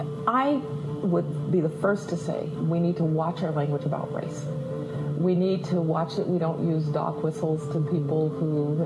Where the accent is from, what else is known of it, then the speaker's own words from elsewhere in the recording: Alabama, United States; I grew up in Jim Crow Alabama.